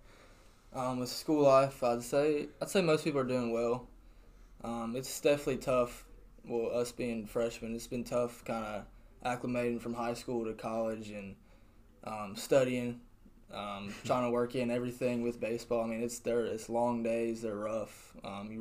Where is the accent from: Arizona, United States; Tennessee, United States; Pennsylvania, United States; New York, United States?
Tennessee, United States; Murfreesboro; I'm from Murfreesboro. I went to Riverdale High School